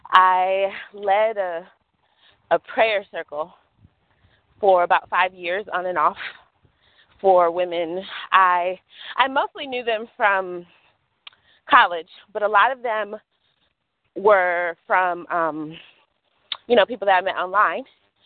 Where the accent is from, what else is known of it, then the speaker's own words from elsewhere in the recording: Rochester, New York, United States; also born or lived in San Diego / Las Vegas / North Carolina / Washington D.C.; I am originally from Rochester, New York. I've lived in San Diego, Vegas, North Carolina, D.C., Philly, Pennsylvania